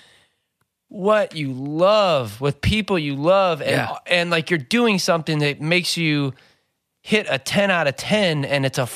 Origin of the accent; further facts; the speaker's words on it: North County, California, United States; growing up in North County, to all be dudes in high school and all straight edge